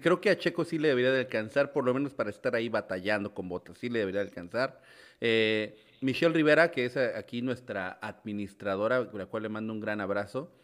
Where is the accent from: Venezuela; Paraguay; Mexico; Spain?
Mexico; un mexicano como yo